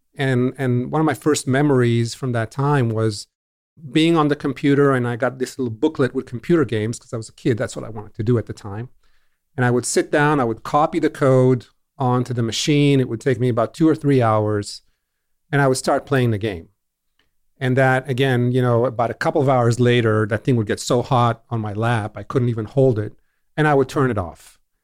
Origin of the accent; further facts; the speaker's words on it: Israel; growing up in Israel in the seventies